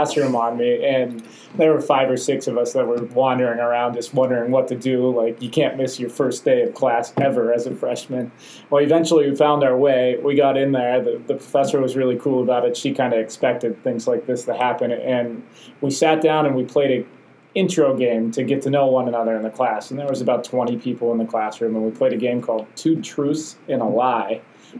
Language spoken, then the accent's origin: English; United States; I guess for me, being an American, it's still a bit overwhelming that first day.